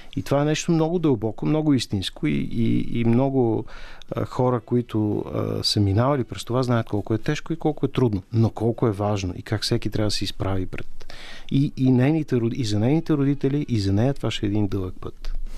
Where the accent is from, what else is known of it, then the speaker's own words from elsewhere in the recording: Bulgaria; като българи